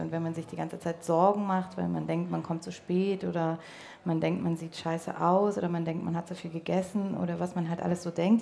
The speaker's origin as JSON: {"language": "German", "region": "Berlin", "country": "Germany", "tie": "born or raised there", "moved": "yes", "said": "Berlin, obwohl es meine alte Heimat ist"}